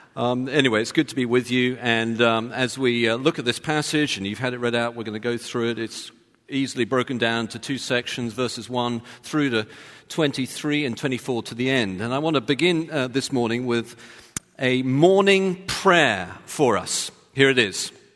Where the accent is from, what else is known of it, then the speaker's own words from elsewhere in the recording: London, United Kingdom; now in Texas, United States; I'm from London. I wasn't born in Texas